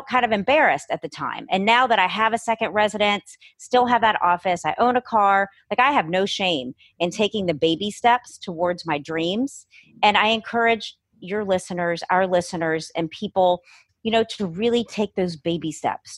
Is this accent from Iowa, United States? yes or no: no; New Orleans, Louisiana, United States; also born or lived in Los Angeles; I was born and raised in New Orleans, living here my whole life.